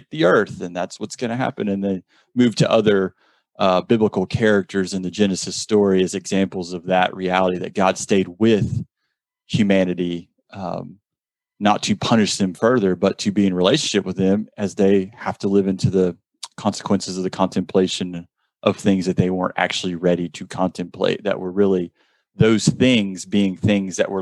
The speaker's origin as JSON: {"language": "English", "region": "South Georgia", "country": "United States", "said": "I'm from South Georgia"}